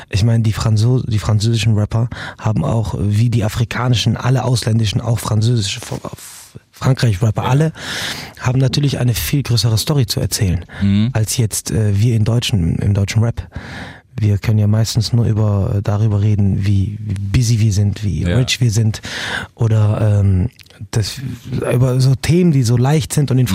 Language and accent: German; Morocco; now in Germany; ich bin auch in Marokko aufgewachsen